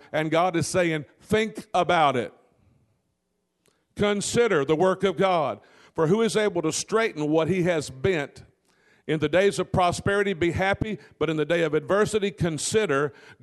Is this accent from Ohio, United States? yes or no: no; Delta Country, Louisiana, United States; I'm from Delta Country down in that part of Louisiana